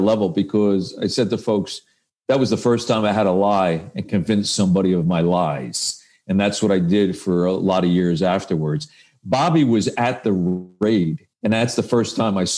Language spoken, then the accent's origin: English; Paterson, New Jersey, United States; we were both from Patterson, New Jersey